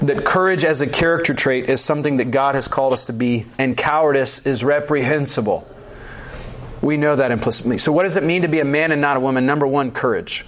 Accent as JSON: {"language": "English", "region": "the South", "country": "United States", "said": "I'm from the South"}